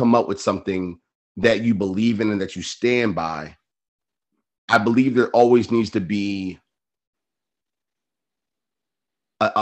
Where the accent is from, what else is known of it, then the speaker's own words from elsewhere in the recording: Baltimore, Maryland, United States; I grew up in Baltimore